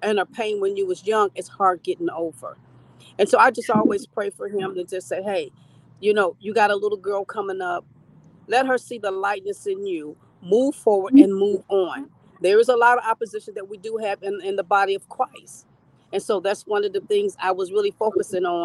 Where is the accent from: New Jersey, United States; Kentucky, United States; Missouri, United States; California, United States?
Missouri, United States; Kansas City; I'm from Kansas City, Missouri.